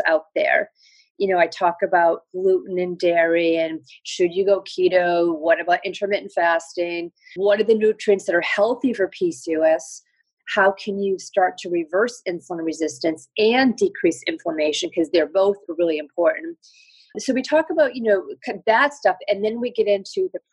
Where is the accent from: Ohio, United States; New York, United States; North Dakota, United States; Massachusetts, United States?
New York, United States; I'm a New Yorker. I live in New York